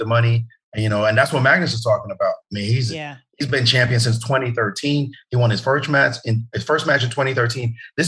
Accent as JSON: {"language": "English", "town": "New York City", "region": "New York", "country": "United States", "also_born_or_lived": "Jamaica", "said": "I'm from Brooklyn."}